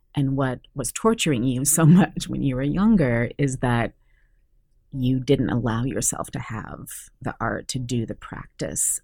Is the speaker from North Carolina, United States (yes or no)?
no; Santa Cruz, California, United States; I was basically born and raised in Santa Cruz, California in the 70s